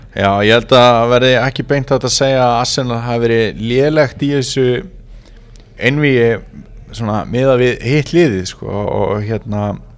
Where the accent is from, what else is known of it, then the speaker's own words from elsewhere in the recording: Neskaupstaður, Eastern Region, Iceland; moved away; also born or lived in Vestmannaeyjar; ég í Neskjöpsta mínum heimabæ